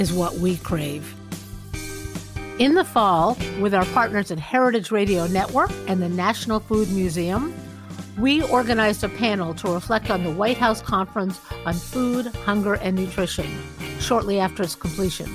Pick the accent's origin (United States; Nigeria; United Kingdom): United States; Massachusetts; from my home state of Massachusetts